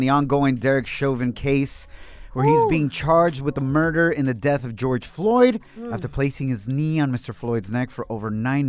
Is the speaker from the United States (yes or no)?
no; Ocotlán, Jalisco, Mexico; moved away; I'm truly Mexicano from Ocotlán, Jalisco, Mexico.